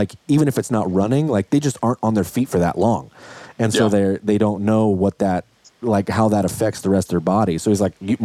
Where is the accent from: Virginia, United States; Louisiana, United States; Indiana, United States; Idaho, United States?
Idaho, United States; I grew up, I mean, I'm from Idaho. So like everybody I know my whole life has hunted forever